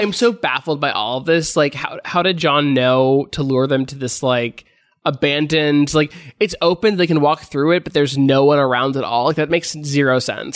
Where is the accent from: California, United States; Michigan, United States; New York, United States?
California, United States; Los Angeles; I grew up here, uh, in L